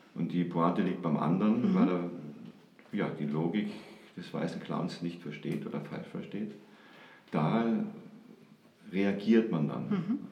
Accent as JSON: {"language": "German", "town": "Kaufbeuren", "region": "Bavaria", "country": "Germany", "lives_now": "Munich, Germany", "said": "ich komme nicht direkt aus München, ich komme aus Kaufbeuren"}